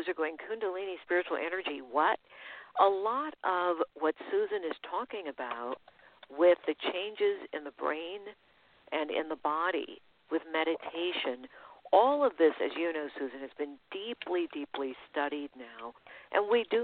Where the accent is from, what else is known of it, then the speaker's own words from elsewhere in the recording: San Francisco, California, United States; growing up in the Haight-Ashbury